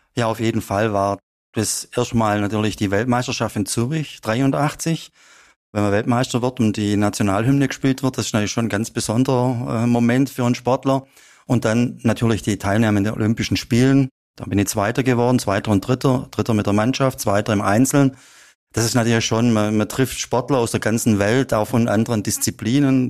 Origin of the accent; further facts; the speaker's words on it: Upper Swabia, Baden-Württemberg, Germany; hat es mich wieder zurück nach Oberschwaben äh, gezogen und seitdem wohne ich eigentlich praktisch nebendran, wo ich aufgewachsen bin.